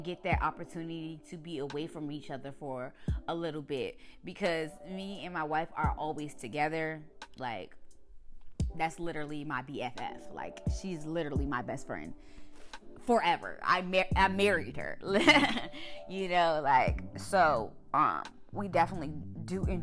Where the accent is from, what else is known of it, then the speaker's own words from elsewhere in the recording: Suitland, Maryland, United States; also born or lived in Washington, District of Columbia, United States / Camp Springs, Maryland; I lived in Suitland with my grandparents.